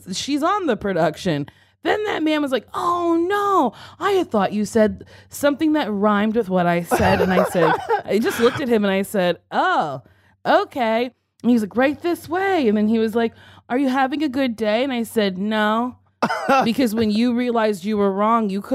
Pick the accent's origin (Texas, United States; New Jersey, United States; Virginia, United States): New Jersey, United States; moved away as an adult; also born or lived in New York City; now in Los Angeles, United States; I grew up in Jersey